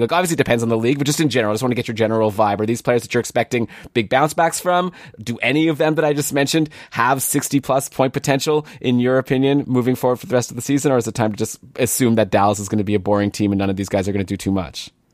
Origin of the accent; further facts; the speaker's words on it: Toronto, Ontario, Canada; Toronto now, my hometown